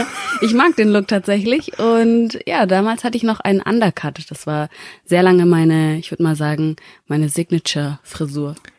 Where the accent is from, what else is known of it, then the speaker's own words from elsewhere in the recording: Bavaria, Germany; also born or lived in Rubaga, Uganda; ich komme aus, äh, aus Bayern